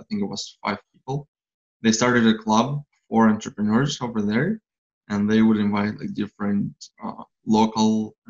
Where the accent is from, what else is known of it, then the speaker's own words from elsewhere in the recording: Moldova; moved away; From Moldova, Eastern Europe.